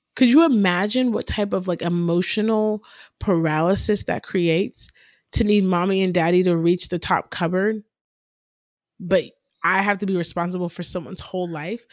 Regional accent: Canton, United States; we grew up in Canton

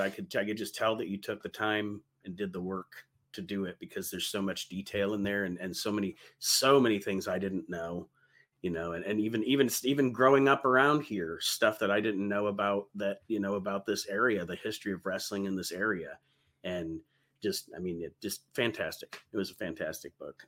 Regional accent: Toledo, Ohio, United States; I grew up in Toledo

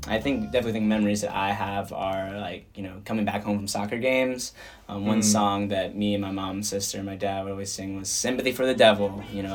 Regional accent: California, United States; I was born in California in the year 2000, so like within 12 months of … being released

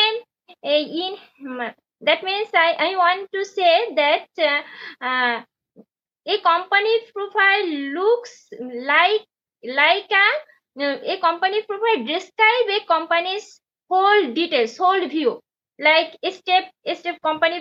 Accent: Bangladesh; first language Bengali; English is a second language; from Bangladesh

